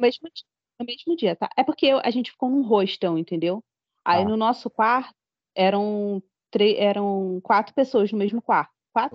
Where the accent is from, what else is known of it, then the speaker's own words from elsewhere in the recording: Brazil; sou brasileira